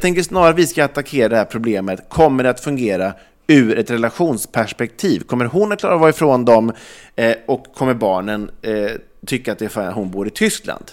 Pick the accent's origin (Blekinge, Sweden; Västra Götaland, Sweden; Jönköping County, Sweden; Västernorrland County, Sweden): Västra Götaland, Sweden; Ulricehamn; now in Stockholm, Sweden; flytta tillbaks till liksom Ulricehamn, där jag kommer ifrån